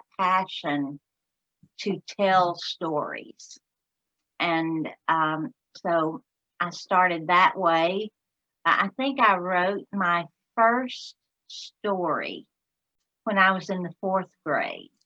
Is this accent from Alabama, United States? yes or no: yes; Alabama, United States; accent: Southern; I'm from Alabama